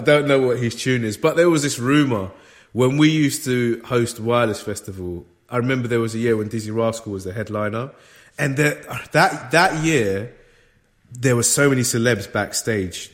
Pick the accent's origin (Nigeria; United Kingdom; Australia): United Kingdom; London; I grew up in London